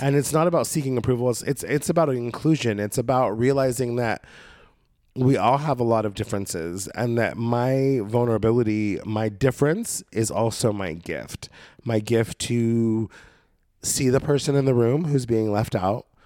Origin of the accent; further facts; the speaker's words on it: Oregon, United States; moved away as an adult; now in Los Angeles, United States; my experience in Oregon State growing up on the coast